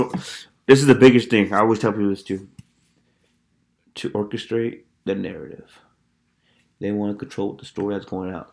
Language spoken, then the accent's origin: English; United States; me as an American